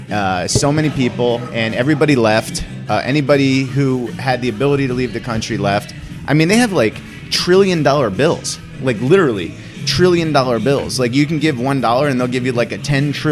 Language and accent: English; United States; as a young Italian kid growing up in the New York area